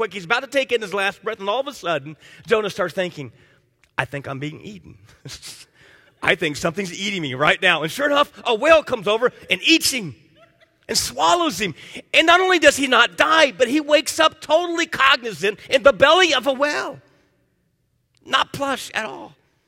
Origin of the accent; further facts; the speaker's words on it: Miami, Florida, United States; like I grew up in Miami